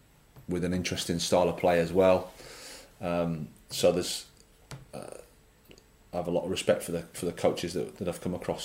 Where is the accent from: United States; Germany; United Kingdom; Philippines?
United Kingdom; England; There is a bit about it that, like I say, I'm an Englishman, so I can say this.